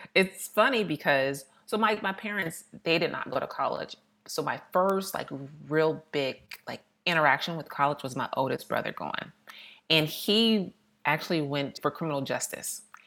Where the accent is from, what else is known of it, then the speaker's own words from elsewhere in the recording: Austin, Texas, United States; moved away as an adult; also born or lived in Missouri / New York / Philadelphia; I grew up in Austin, Texas.